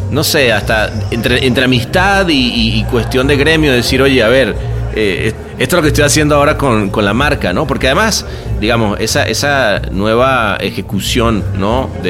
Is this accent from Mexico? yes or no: no; Argentina; haber crecido dentro de una cultura publicitaria como la Argentina, pues creo que se ayuda a la exportación que ha habido de, gente de la publicidad, ¿no?